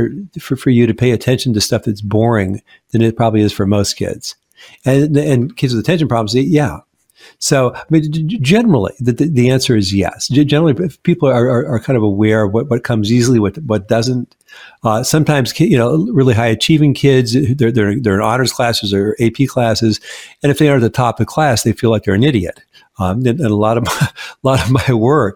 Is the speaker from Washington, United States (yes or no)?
yes; Seattle, Washington, United States; moved away as an adult; now in Washington, D.C. area, United States; when I first moved to the DC area, I mean, I'm from Seattle